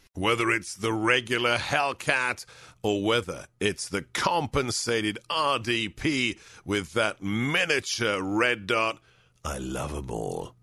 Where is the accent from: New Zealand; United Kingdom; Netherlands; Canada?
United Kingdom; London; moved away; the forty years since I was a child growing up in West London